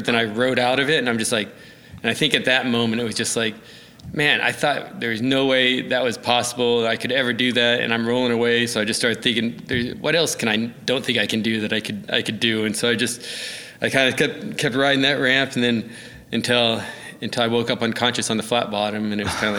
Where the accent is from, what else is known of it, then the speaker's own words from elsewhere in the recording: Edmond, Oklahoma, United States; No, I mean, it was a good BMX scene. We had Edmond Bike Shop, and they really helped foster a lot of us